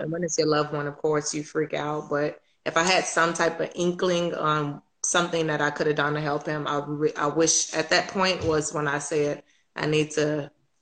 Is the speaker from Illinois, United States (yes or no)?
yes; Chicago, Illinois, United States; moved away; I'm originally from Chicago.